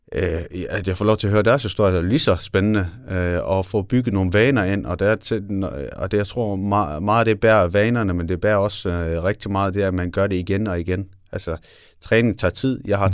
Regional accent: Denmark; jeg er også født og opvokset i Danmark

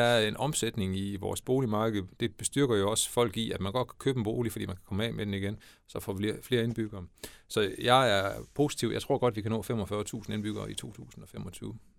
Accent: Denmark; moved away as an adult; also born or lived in Brussels, Belgium / Scotland / Germany; jeg flyttede hjem, hvis man kan sige sådan, til min hjemmeegn og, til mit barndomshjem i, i 2012

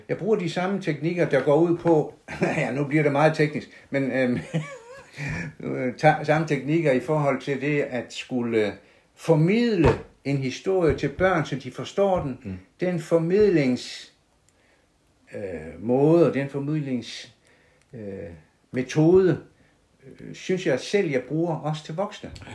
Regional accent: South Jutland, Southern Denmark, Denmark; accent: Sønderjysk (South Jutlandic); first language South Jutlandic; så jeg vil bruge mit modersmål

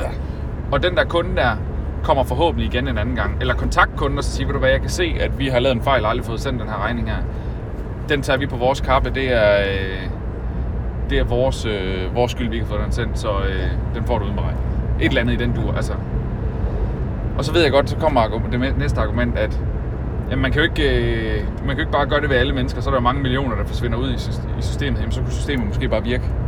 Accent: North Jutland, North Denmark Region, Denmark; now in South Jutland, Denmark; jeg kommer fra Nordjylland

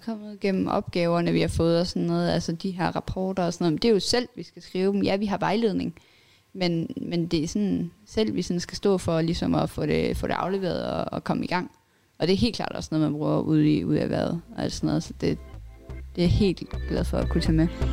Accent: Billund, Southern Denmark, Denmark; also born or lived in Lolland; jeg kommer fra Bilund

